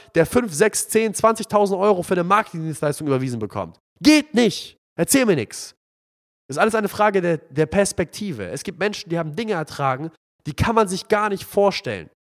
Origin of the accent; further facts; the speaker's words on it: Palestine; now in Hamburg, Germany; mein Heimatland, Palästina